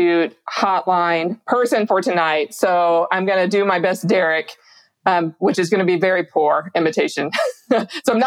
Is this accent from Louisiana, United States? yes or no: yes; Shreveport, Louisiana, United States; I'm from Shreveport